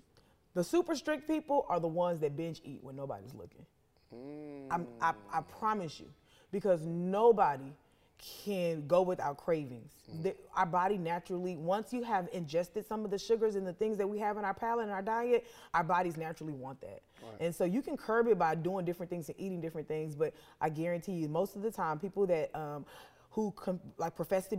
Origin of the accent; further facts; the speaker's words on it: the South, United States; Because I mean, I'm from the South, so let me grieve with food.